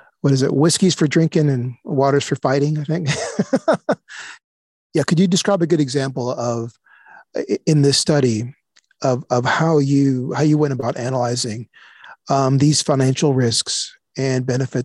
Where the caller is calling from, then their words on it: Austin, Texas, United States; I'm calling you from Austin, Texas